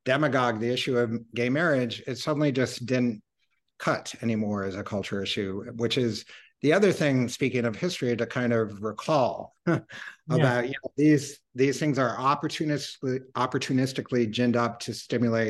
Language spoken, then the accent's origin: English; Iowa, United States; Iowa, which is actually my home state